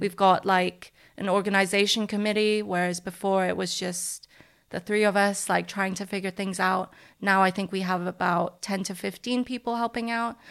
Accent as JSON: {"language": "English", "country": "Hong Kong", "moved": "yes", "lives_now": "London, United Kingdom", "said": "I'm from Hong Kong."}